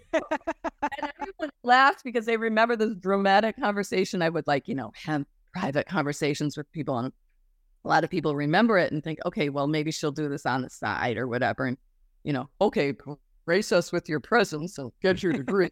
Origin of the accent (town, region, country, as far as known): Wisconsin, United States; born or raised there; moved away as an adult; also born or lived in Illinois; now in Los Angeles, United States